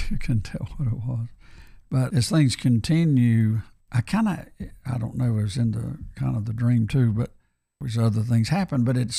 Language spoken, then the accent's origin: English; United States; I'm an American and I love my country